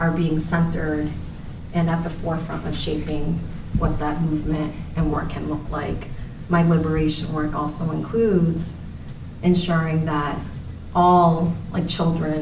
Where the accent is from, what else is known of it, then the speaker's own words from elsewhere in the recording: Worcester, Massachusetts, United States; also born or lived in Korea; the school that I had originally attended in Worcester, Massachusetts